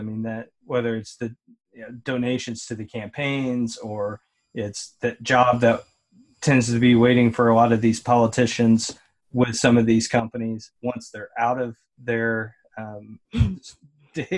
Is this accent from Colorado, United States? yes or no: no; Kentucky, United States; I was born in Kentucky